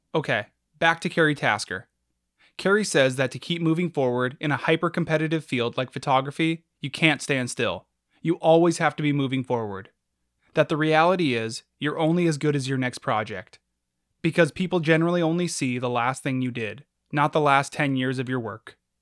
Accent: United States; we're American

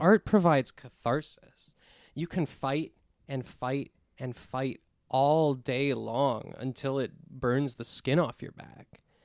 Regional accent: West Deer, Pennsylvania, United States; also born or lived in Pittsburgh; I've lived here forever. I was born up in the woods, up in, in West Deer

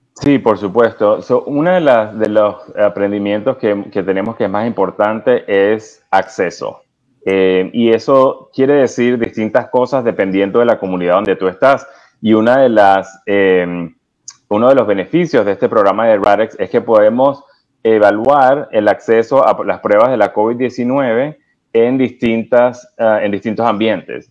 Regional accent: Venezuela; now in United States; yo soy original de Venezuela, tengo en Estados Unidos aproximadamente 20 años

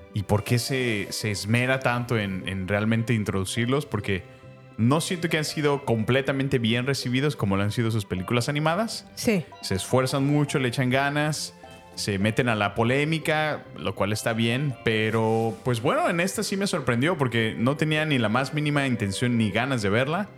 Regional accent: Mexico; la mayoría somos mexicanos, otros son, son americanos, pero de ascendencia latina, hispana, mexicana

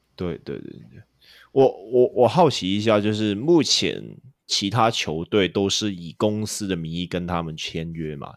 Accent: Hong Kong; now in Taiwan; 我是香港人

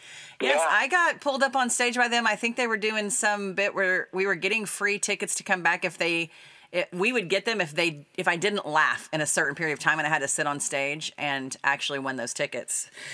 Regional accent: Coffeyville, Kansas, United States; When I was a kid, I grew up in Coffeyville, Kansas.

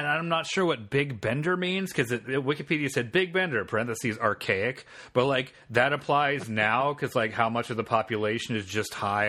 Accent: Marion, Indiana, United States; Indiana, the shitty town where I grew up. I went to high school there. I grew up in Ohio. Has like 40,000, maybe 50,000 people. And it's a garbage small town. So it's that kind of Appalachian place.

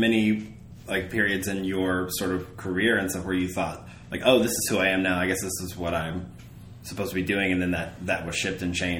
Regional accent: Arkansas, United States; For me, I will say, like, I grew up in Southwest Arkansas. My family is from the Midwest, though

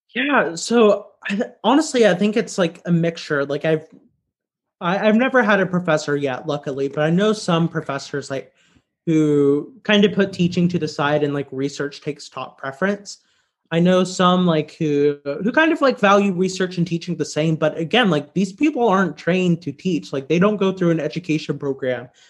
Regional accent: Louisiana, United States; moved away as an adult; also born or lived in Chicago; now in Washington, D.C., United States; I'm from Louisiana

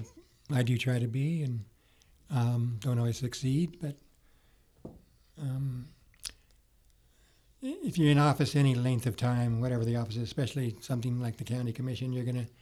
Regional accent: Las Vegas, Nevada, United States; I was born in Las Vegas, John S. Park Elementary School, Las Vegas High School

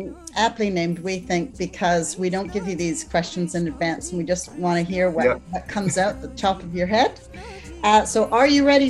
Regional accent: Canada; moved away; I used to live in Canada because I'm Canadian

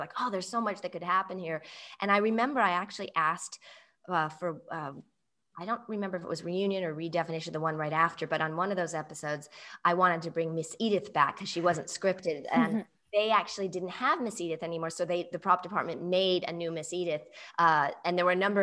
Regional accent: England, United Kingdom; accent: English; moved away; I grew up in England, and speak as equally with an English accent as American accent

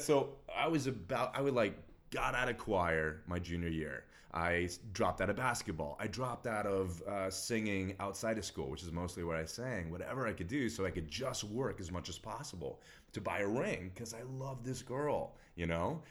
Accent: Texas, United States; Grew up, born and raised in Texas

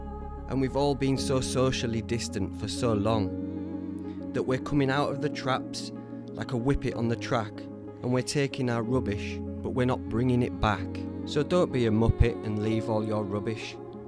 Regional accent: Yorkshire and the Humber, United Kingdom; I am a Yorkshireman.

